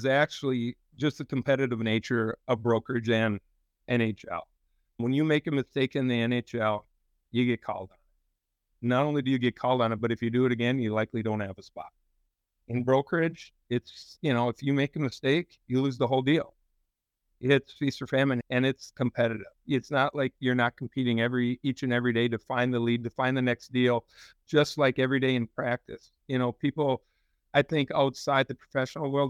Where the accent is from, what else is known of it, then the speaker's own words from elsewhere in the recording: central Minnesota, United States; we grew up in central Minnesota there